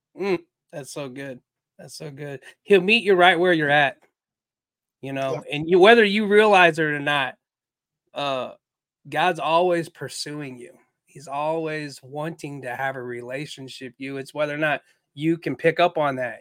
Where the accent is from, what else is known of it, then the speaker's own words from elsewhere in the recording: Waterloo, Iowa, United States; now in St. Peters, United States; I'm Chinese American. My father was a Marine uh, in the Vietnam War, where they met, got married, um, and then they had some children together. And we lived in a beautiful house in Waterloo, Iowa